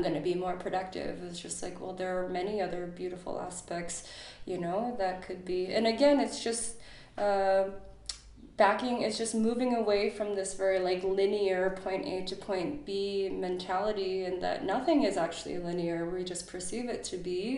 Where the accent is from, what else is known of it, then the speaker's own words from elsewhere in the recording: Chicago, Illinois, United States; moved away as an adult; also born or lived in San Francisco; now in Berlin, Germany; I was born in Chicago. I went to university in Chicago